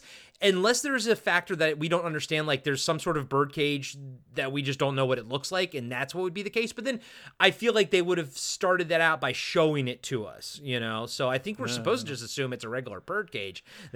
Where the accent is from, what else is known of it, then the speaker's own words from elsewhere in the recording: East Coast, United States; Growing up on the East Coast, I was like, that's humid as fuck in there.